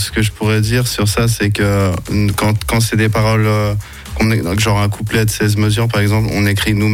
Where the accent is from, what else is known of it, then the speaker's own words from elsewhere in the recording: Geneva, Switzerland; first language English; French is a second language; On est de Genève les trois à la base.